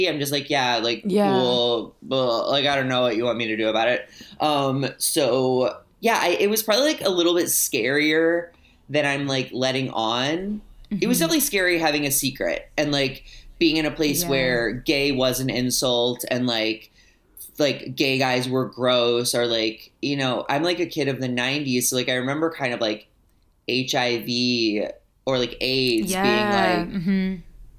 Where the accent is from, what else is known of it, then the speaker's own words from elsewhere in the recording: St. Louis, Missouri, United States; moved away as an adult; now in Los Angeles, United States; I grew up in Missouri, which is like definitely like the Bible Belt, the Midwest. Yeah, it's but I grew up in St. Louis